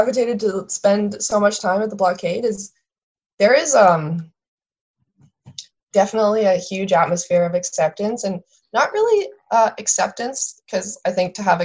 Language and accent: English; southeastern Alberta, Canada; moved away as an adult; also born or lived in West Coast; I'm from Alberta and I'm from southeastern Alberta, where it's legendarily treeless.